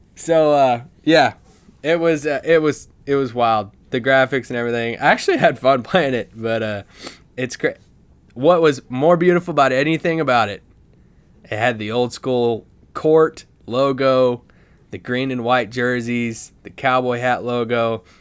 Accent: Kentucky, United States; moved away; I'm back home in Kentucky visiting, uh, my family and my hometown

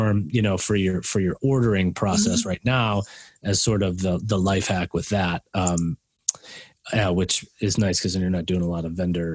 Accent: Oak Park, Illinois, United States; moved away; also born or lived in Madison, Wisconsin / Boulder, Colorado / Longmont, Colorado; I grew up in Oak Park, Illinois

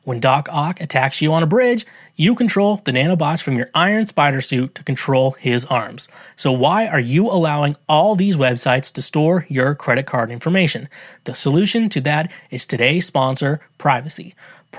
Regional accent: United States; I'm an American

